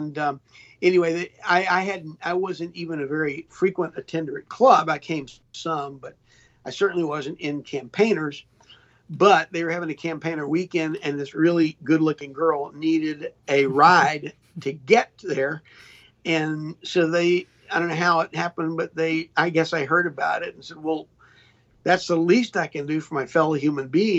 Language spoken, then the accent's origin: English; Charlotte, North Carolina, United States; We grew up in Charlotte, North Carolina